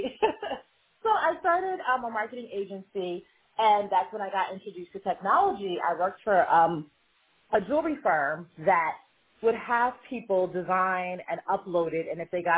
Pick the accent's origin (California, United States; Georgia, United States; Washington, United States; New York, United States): New York, United States; I grew up in New York, and I designed jewelry mass market.